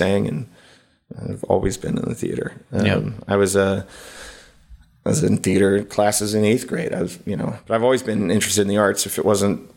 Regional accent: Texas, United States; I moved to Austin. I'm from Texas

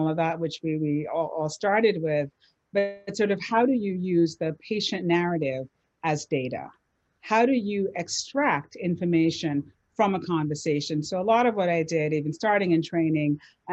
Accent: Jamaica; I'm Jamaican.

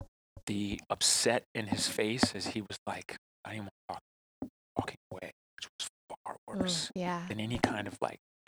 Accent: Texas, United States; I'm also from the South

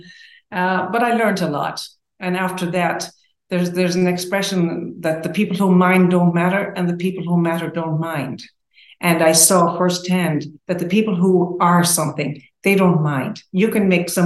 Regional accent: Tipperary, Munster, Ireland; moved away as an adult; also born or lived in Jordan; now in United States; I grew up in Tipperary, Ireland, and Catholic boarding school, all of that.

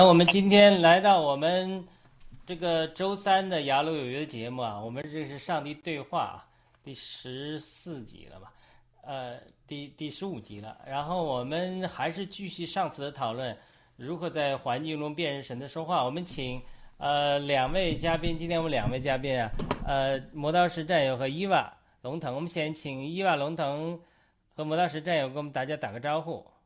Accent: northern rural China, northern China, China; 我出生在一个农村的家庭，那么农村的家庭里面它就是，呃，北方农村的家庭

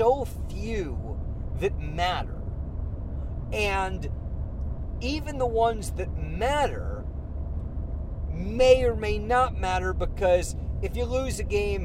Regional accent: San Francisco, California, United States; I grew up in San Francisco

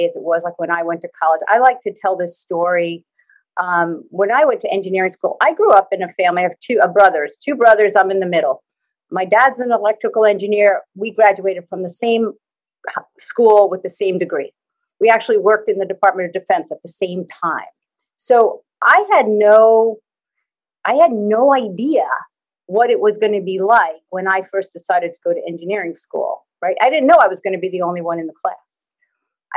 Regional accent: New York, United States; I'm in the U.S. and I'm from New York

